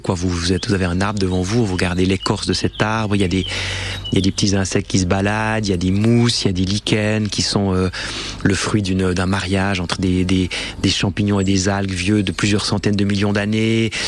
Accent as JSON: {"language": "French", "country": "Switzerland", "said": "on vient quand on vient de Suisse"}